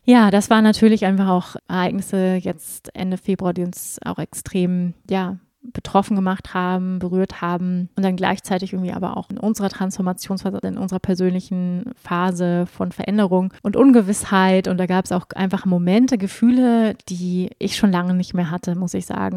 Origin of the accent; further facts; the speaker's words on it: Germany; moved away as an adult; now in Portugal; ich bin trotzdem in Deutschland geboren und bin in der deutschen Kultur groß geworden